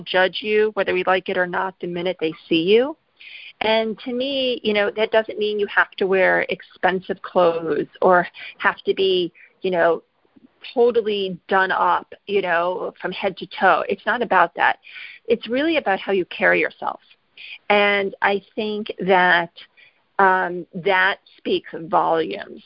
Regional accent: Midwest, United States; moved away as an adult; I grew up in the Midwest

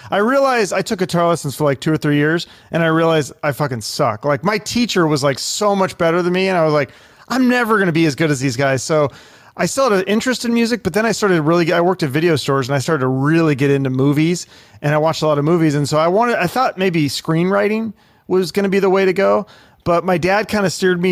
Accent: Issaquah, Washington, United States; also born or lived in Seattle; we moved to a little town called Issaquah. So it's like a suburb

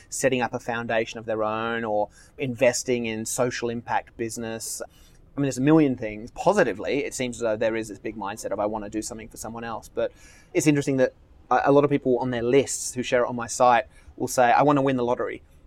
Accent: Australia; now in Marina del Rey, United States; I'm Australian

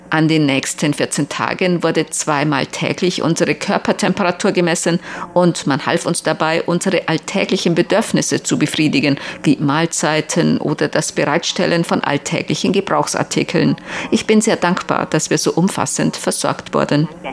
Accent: Xiaogan, Hubei, China; moved away as an adult; now in Taiwan; zu meiner Heimatstadt Xiaogan

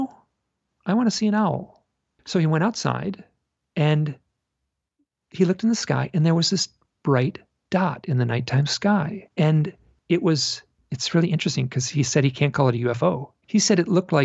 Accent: Michigan, United States; I grew up in Michigan

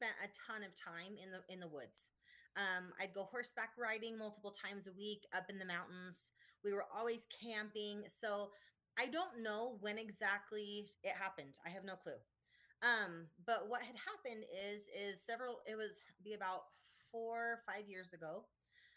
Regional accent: Idaho, United States; I was born and raised in Idaho. I lived here my whole life.

